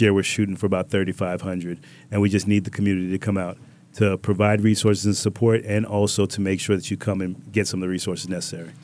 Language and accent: English; Riviera Beach, Florida, United States; also born or lived in Bronx, New York / Jamaica (ancestry); my family moved down when I was five years old, and we've been down in Palm Beach ever since, in West Palm and Revere Beach